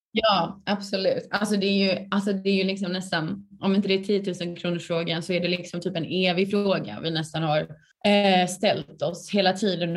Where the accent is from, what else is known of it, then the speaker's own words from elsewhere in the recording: Skåne, Sweden; moved away as an adult; also born or lived in Lund; now in Stockholm, Sweden; Jag är från Skåne